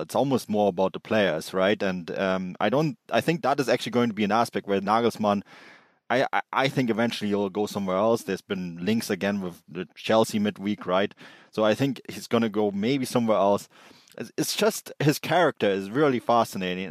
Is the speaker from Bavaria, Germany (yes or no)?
yes; Munich, Bavaria, Germany; I grew up in Munich. Uh, Munich is, is where, is still my home. I still call it my hometown